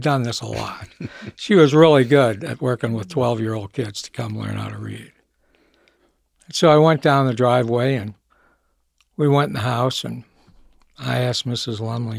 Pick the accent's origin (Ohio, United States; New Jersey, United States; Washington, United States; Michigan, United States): Michigan, United States; Well, I grew up in Michigan. I was born there.